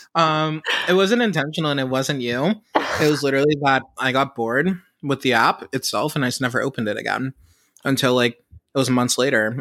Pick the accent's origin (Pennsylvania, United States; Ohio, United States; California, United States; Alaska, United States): Pennsylvania, United States; Pittsburgh; I am from Pittsburgh